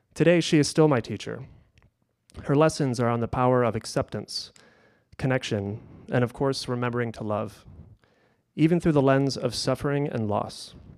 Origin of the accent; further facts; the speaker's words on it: Kalamazoo, Michigan, United States; all of Kalamazoo felt like my playground